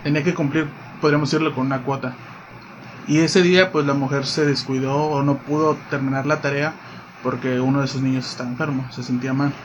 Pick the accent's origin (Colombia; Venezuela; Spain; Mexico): Mexico; Domingo Arenas, Puebla; now in Cabo San Lucas, Mexico; soy originario de Puebla, específicamente de un municipio, de un municipio llamado Domingo Arenas